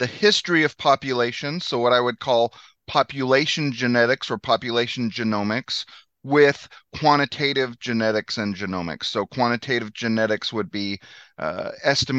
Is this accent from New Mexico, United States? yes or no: yes; Northwest New Mexico, United States; moved away as an adult; now in Missouri, United States; I grew up in Northwest New Mexico